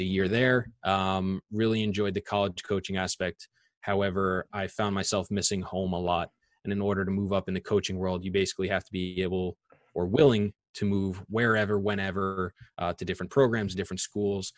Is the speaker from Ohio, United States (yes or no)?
no; Long Island, New York, United States; I'm born and raised in Long Island.